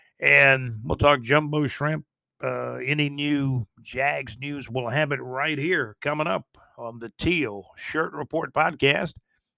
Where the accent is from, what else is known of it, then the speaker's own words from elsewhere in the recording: Jacksonville, Florida, United States; Jacksonville, Florida, in my hometown